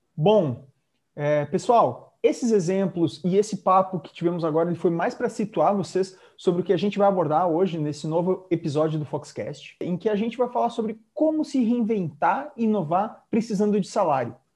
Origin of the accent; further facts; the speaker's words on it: Rio Grande do Sul, Brazil; now in Florianópolis, Brazil; Como um bom gaúcho, exilado e expatriado aqui em Florianópolis